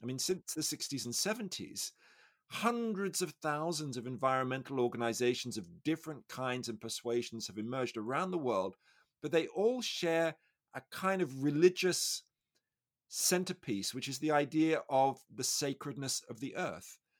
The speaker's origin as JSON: {"language": "English", "country": "Australia", "said": "I'm Australian"}